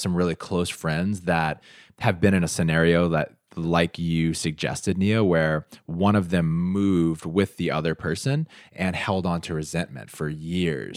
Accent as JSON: {"language": "English", "country": "United States", "said": "I'm from the United States"}